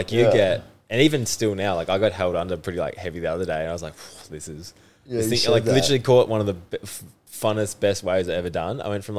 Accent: Australia; accent: Aussie; you hear an Aussie over the top of it all, and you're like, oh, that's me.

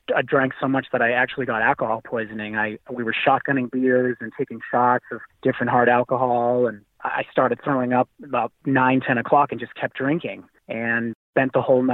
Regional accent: Boston, Massachusetts, United States; I was born and raised in Boston, Massachusetts, came from an Italian family

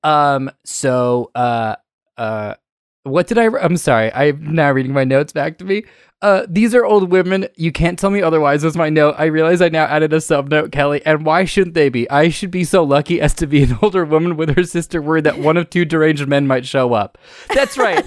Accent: England, United Kingdom; moved away; I'm Brit, I'm, my, I'm originally British

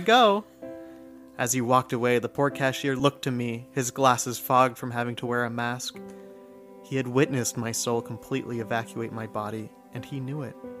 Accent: United States; I'm American

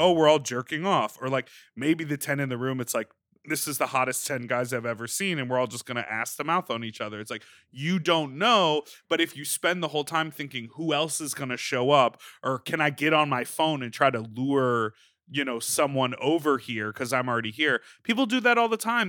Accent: Chicago, Illinois, United States; when I was growing up in Chicago

